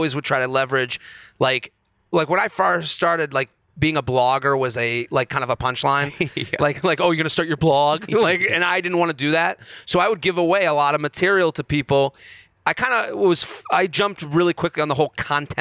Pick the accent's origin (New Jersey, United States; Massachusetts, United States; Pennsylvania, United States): Massachusetts, United States; Boston; growing up in Boston